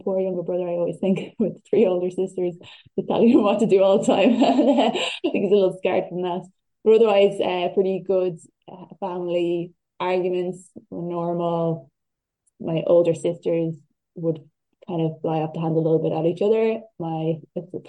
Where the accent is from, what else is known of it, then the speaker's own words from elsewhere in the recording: Dunboyne, County Meath, Ireland; I grew up in Dunboyne, County Meath